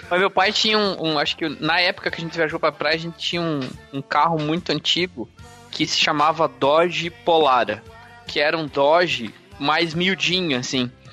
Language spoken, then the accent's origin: Portuguese; Curitiba, Paraná, Brazil; eu sou aqui de Curitiba e é isso. Nascido, criado e vivido.